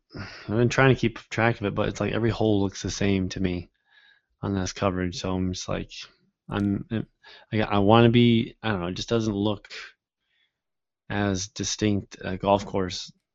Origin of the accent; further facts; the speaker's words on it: Midwest, United States; growing up in the Midwest